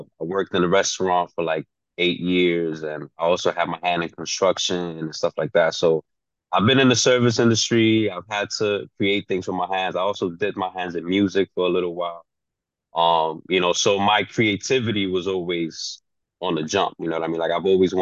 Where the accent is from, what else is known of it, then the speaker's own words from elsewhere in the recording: New York City, New York, United States; first language Spanish; English is a second language; also born or lived in Dominican Republic; I'm from New York City. I was born and raised in New York City. I have a Dominican background